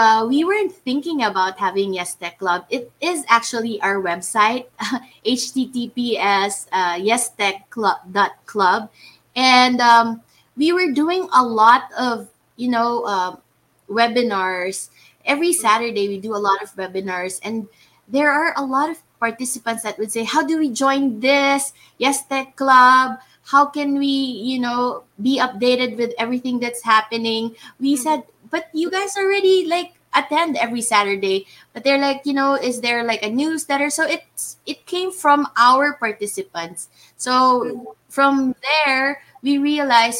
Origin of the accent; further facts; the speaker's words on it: Philippines; I am the CEO, and I'm from the Philippines